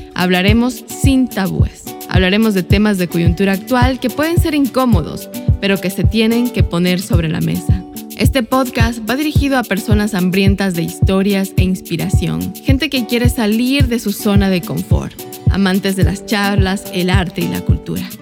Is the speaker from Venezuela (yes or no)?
no; Ecuador; moved away as an adult; now in New York, United States; Soy migrante, soy ecuatoriana